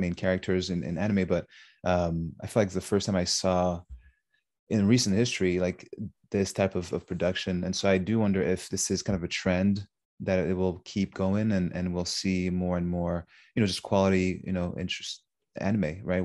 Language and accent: English; Montreal, Quebec, Canada; me growing up in Montreal